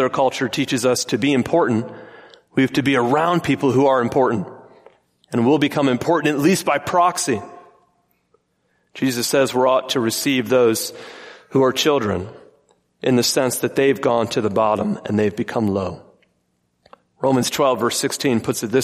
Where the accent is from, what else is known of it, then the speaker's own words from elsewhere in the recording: Michigan, United States; I grew up in Michigan